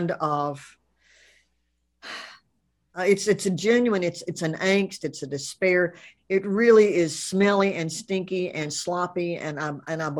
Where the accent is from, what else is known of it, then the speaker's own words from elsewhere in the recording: the rural South, United States; I'm from the South, rural or not, but I am from the rural South